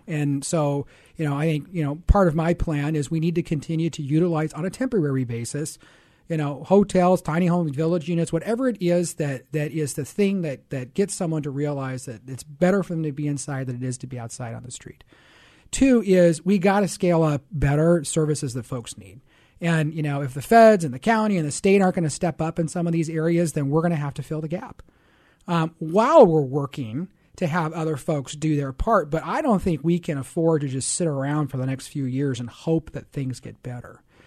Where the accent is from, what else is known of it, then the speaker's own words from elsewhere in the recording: Seattle, Washington, United States; moved away as an adult; I grew up in Seattle